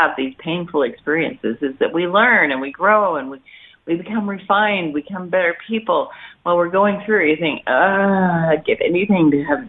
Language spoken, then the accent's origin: English; Bear Lake County, Idaho, United States; moved away; my hometown in Bear Lake County